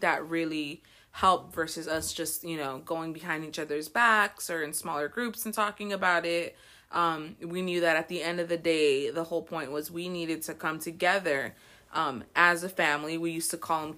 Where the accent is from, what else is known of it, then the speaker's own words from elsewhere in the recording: Florida, United States; I've been friends with Dulce for about 20 years. I was born and raised in Florida, and I am currently teaching first grade in Immokalee.